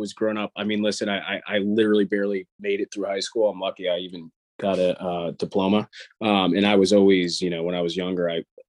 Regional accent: New York area, United States; also born or lived in Long Island; I'm actually from the New York area

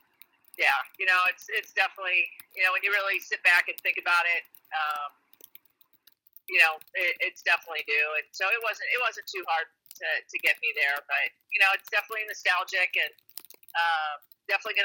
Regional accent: Indiana, United States; also born or lived in North Carolina; now in Illinois, United States; I grew up in Indiana

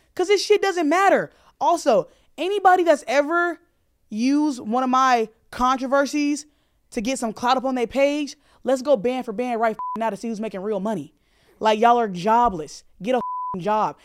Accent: the South, United States; I grew up in the South

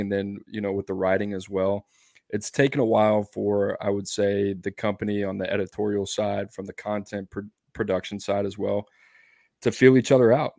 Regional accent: Louisiana, United States; moved away; I grew up in Louisiana

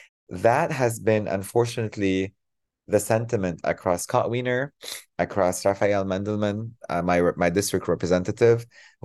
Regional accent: Cairo, Cairo Governorate, Egypt; moved away as an adult; now in San Francisco, United States; My parents were both displaced from Palestine, so we had to grow up in Egypt as refugees. So I grew up in Cairo.

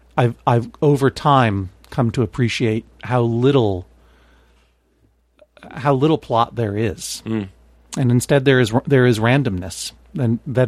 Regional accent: Brookline, Massachusetts, United States; growing up in Brookline

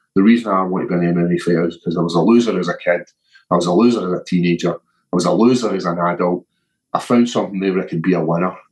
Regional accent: Scotland, United Kingdom; growing up in Scotland

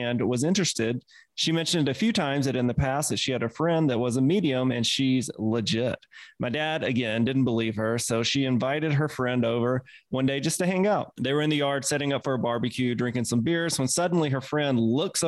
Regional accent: Mississippi, United States; accent: Mississippi; my Mississippi accent

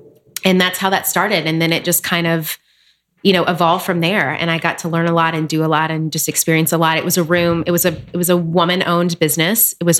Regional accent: Nashville, Tennessee, United States; now in New York City, United States; So I am originally from Nashville, Tennessee.

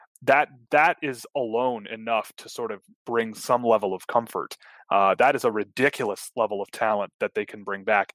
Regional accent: Canada; I'm from Canada

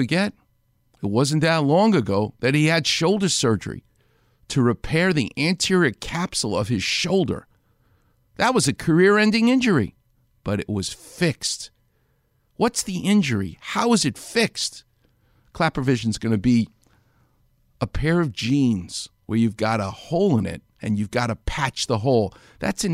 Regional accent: New York, United States; growing up in New York

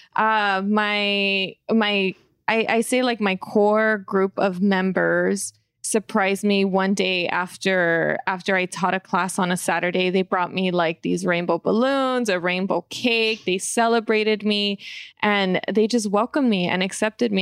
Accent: California, United States; growing up, even here in the hood

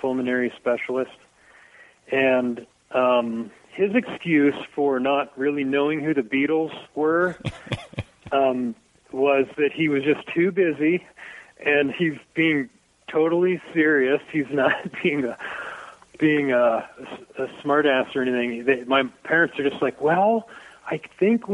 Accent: Dayton, Ohio, United States; moved away; I grew up right on the whole area of Brown Street

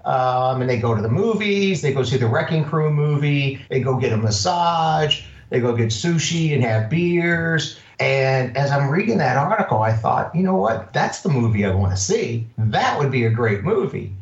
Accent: Louisville, Kentucky, United States; now in Redondo Beach, United States; I grew up in Kentucky, Louisville, Kentucky

